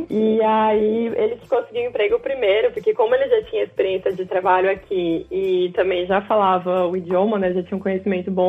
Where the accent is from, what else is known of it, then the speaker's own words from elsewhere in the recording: Florianópolis, Santa Catarina, Brazil; now in Germany; eu sou original de Florianópolis, em Santa Catarina, mas a minha família é uma dessas famílias que se mudava bastante, assim.